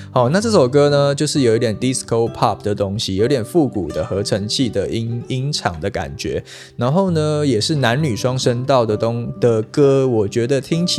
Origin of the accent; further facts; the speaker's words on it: Taiwan; 跟真正我们台湾郎啊